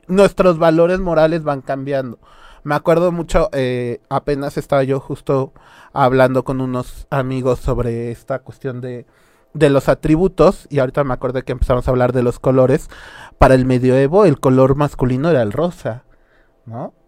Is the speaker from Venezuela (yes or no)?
no; Mexico